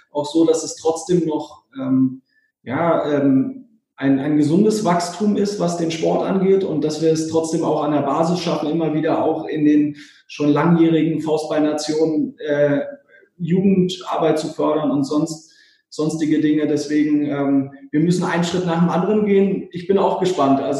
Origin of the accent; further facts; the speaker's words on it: Berlin, Germany; das im Schloss Bellevue auch dann hier in meiner Heimatstadt äh, sozusagen zu erleben.